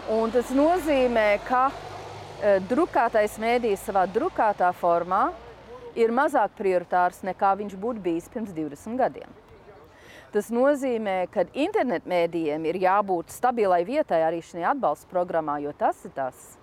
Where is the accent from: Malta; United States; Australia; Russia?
United States; Washington, District of Columbia; moved away as an adult; now in Riga, Latvia; Es pat uzaugu Vašingtonā, galvaspilsētā